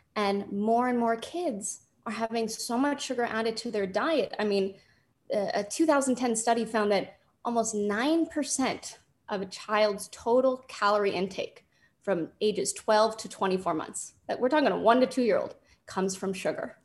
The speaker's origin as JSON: {"language": "English", "town": "Los Angeles", "region": "California", "country": "United States", "tie": "born or raised there", "said": "born and raised in Los Angeles"}